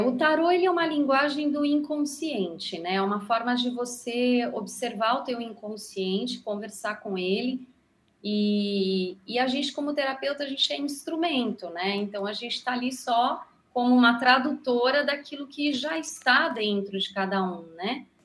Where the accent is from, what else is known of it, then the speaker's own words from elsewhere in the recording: Brazil; sou brasileira, tenho três filhos